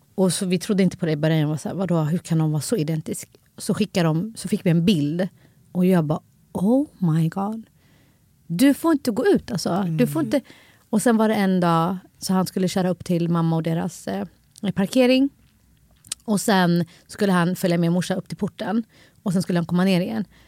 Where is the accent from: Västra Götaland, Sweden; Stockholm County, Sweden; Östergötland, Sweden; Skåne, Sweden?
Stockholm County, Sweden; Stockholm; jag är också från Husby. Mm. Jag växte upp med många kulturer runt omkring mig.